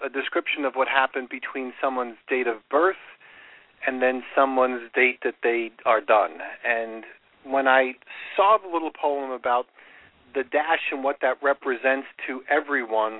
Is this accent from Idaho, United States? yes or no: no; Long Island, New York, United States; I grew up on Long Island and eventually worked in Queens